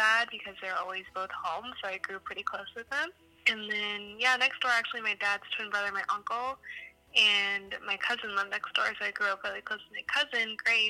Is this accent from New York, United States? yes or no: no; Plano, Texas, United States; moved away as an adult; now in Los Angeles, United States; I grew up in Plano, lived there my whole life, grew up in a cute little duplex with my parents.